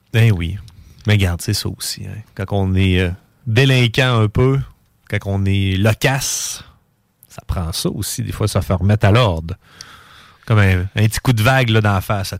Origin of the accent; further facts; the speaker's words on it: Quebec City, Quebec, Canada; je je viens de Québec, je viens de Charlebourg